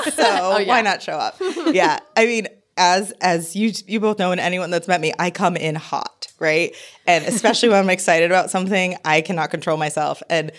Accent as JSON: {"language": "English", "town": "Hartford", "region": "Connecticut", "country": "United States", "tie": "born or raised there", "said": "So I was born in Hartford, Connecticut. Really exciting place. And when people meet me, they're like, what? No. I grew up in Connecticut. Biracial child. So my father is an immigrant from Haiti."}